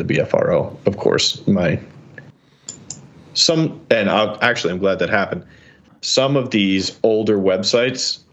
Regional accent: New York, United States; I'm a New Yorker.

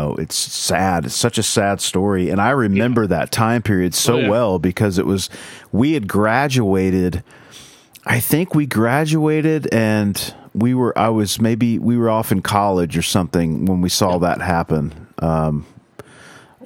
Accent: Oklahoma, United States; I'm from Oklahoma

